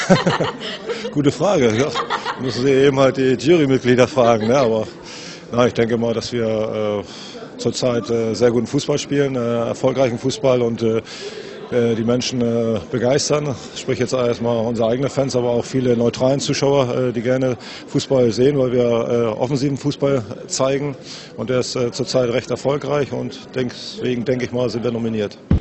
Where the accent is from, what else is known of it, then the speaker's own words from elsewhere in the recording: France; now in Hamburg, Germany; ich als Franzose